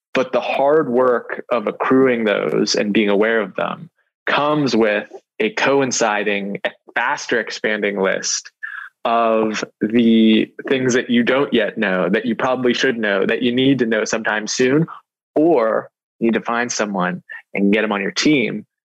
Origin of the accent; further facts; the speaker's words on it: North Hills, Ross Township, Pennsylvania, United States; I grew up in the North Hills